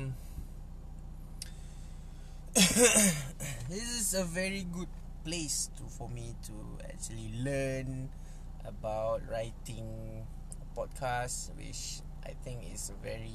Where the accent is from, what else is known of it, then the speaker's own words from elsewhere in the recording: Malaysia; English is a second language; I'm not a native speaker. I'm from Malaysia. I speak Malay all the time